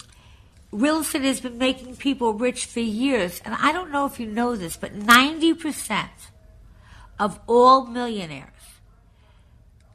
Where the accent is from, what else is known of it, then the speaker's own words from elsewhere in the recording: Long Island, New York, United States; I was from Long Island